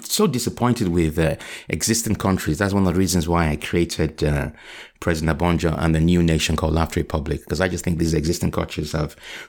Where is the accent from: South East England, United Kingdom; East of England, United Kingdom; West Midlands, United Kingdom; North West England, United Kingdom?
North West England, United Kingdom; Liverpool; born there; No, it was brilliant. I was born in Liverpool.